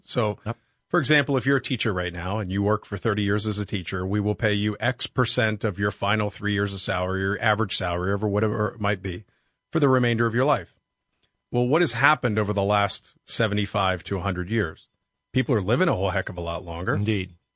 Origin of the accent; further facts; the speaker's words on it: Pittsburgh, Pennsylvania, United States; I grew up in Pittsburgh, Pennsylvania